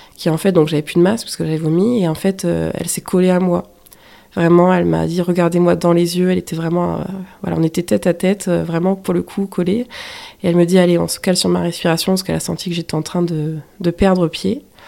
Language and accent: French; the North, northern France, France; moved away as an adult; je suis originaire du Nord, pas du tout de la région du Sud